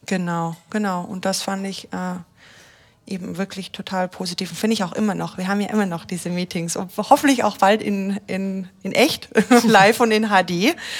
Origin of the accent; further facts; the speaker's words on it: Austria; moved away as an adult; now in Germany; also ich bin ja aus Österreich zum Beispiel und wurde integriert jetzt hier in, in, in Deutschland.